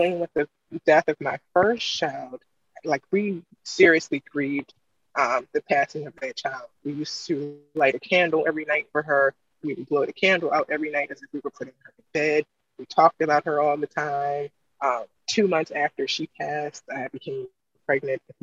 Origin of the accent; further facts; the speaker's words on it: East Coast, United States; also born or lived in Maryland; I was in the Midwest and I'm from the East Coast.